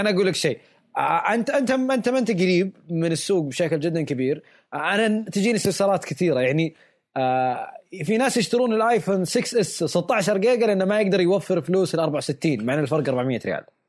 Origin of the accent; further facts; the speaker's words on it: Saudi Arabia; عندنا بالسعوديه